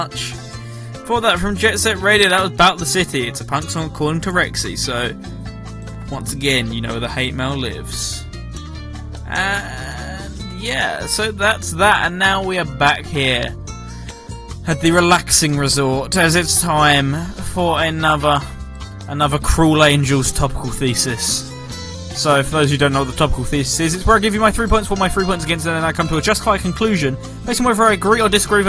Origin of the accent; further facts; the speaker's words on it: England, United Kingdom; I'm English